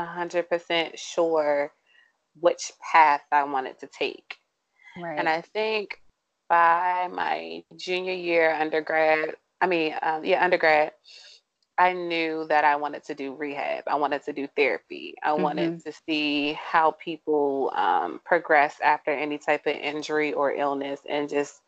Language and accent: English; St. Mary's County, Maryland, United States; I am from St. Mary's County, not born, but raised